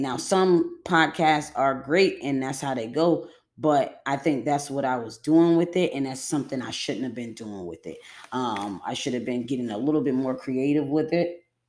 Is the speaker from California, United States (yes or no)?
no; Buffalo, New York, United States; Western New York. I'm from Buffalo, New York